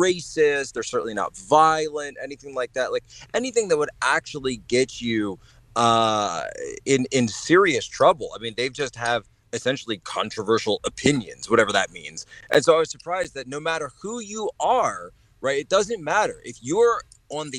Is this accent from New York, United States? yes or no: no; Norristown, Pennsylvania, United States; moved away as an adult; also born or lived in Philadelphia / China; I'm actually originally from Norristown, Pennsylvania